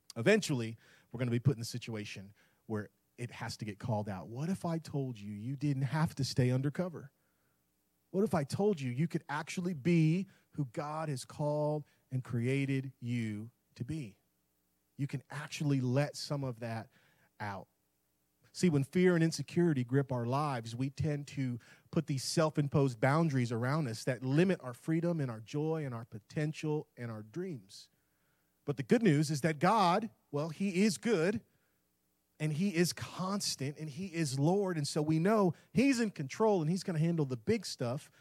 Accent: Tampa, Florida, United States; moved away; That's where I'm born and raised in Tampa

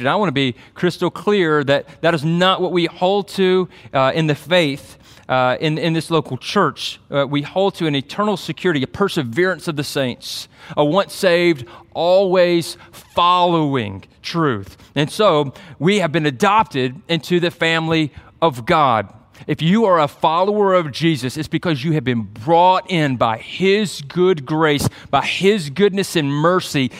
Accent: Byron, Georgia, United States; moved away; my hometown

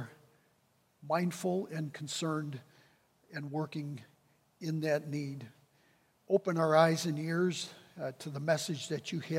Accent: Wisconsin Rapids, Wisconsin, United States; moved away as an adult; also born or lived in Decatur, Illinois; move from my hometown of Wisconsin Rapids to Decatur, Illinois

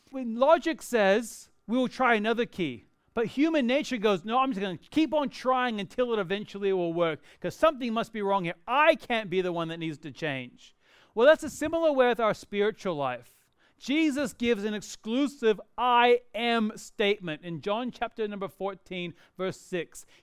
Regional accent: Perth, Western Australia, Australia; moved away as an adult; I was born and raised in Perth, even though I don't sound like it, and I went to the US to go to college.

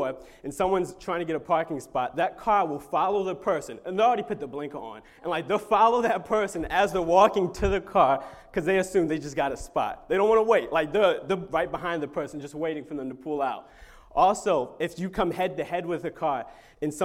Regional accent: Maryland, United States; moved away as an adult; now in Long Island, United States; I'm from Maryland, so I'm not from around these parts.

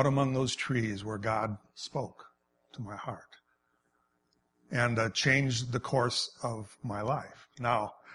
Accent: Wisconsin, United States; I grew up in Wisconsin

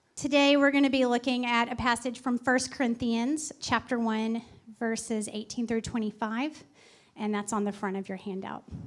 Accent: Texas, United States; my family, and we're from Texas

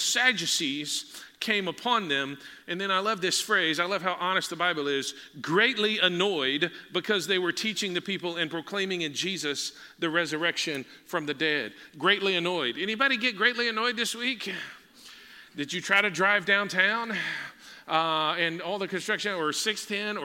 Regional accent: Texas, United States; we're from Texas

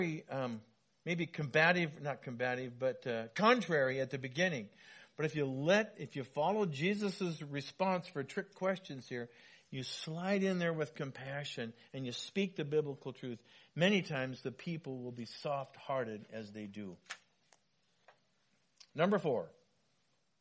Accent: Wenatchee, Washington, United States; When I was growing up in Wenatchee, my dad was a building contractor

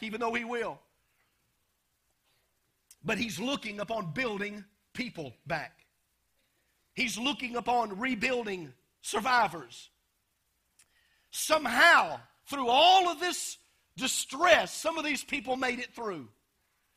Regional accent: United States; growing up in America

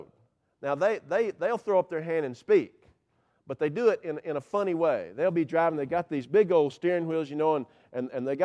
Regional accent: Cumming, Georgia, United States; I grew up on north of the equator in Forsyth County

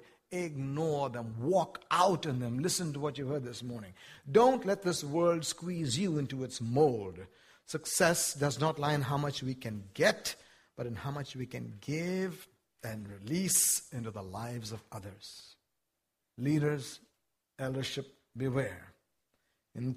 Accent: India; now in United States; I wasn't born in the United States. I was born in India, one of the poorest countries in the world.

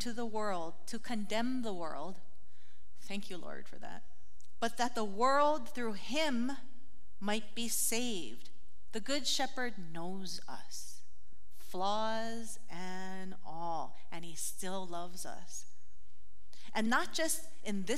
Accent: Hawaii, United States; growing up in Hawaii, we got lickings with the stick

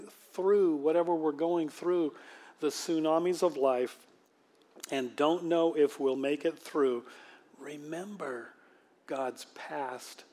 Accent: Manchester, Washington, United States; when I grew up in Manchester, Washington, which was very much the country back then.

